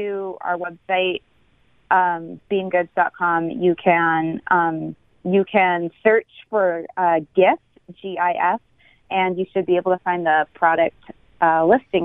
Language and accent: English; Cape Cod, Massachusetts, United States; I grew up on the East Coast, actually Cape Cod